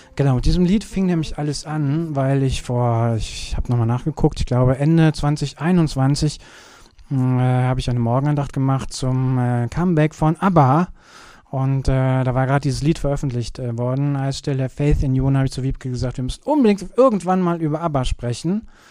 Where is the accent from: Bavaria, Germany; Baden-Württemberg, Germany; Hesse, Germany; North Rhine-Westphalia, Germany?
North Rhine-Westphalia, Germany; Kürten; now in Cologne, Germany; wo ich herkomme. Ich komme ja aus Kürten.